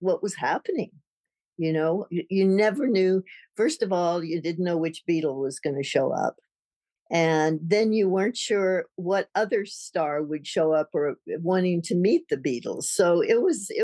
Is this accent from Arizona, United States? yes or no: yes; Tucson, Arizona, United States; moved away as an adult; also born or lived in London; grew up in Tucson, and I had to get away from Tucson back then, about 67 or something.